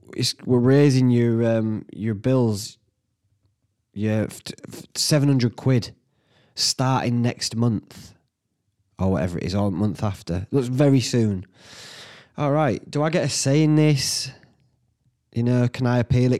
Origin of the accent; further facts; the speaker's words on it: Whitby, Yorkshire and the Humber, United Kingdom; when I were a lad growing up in Whitby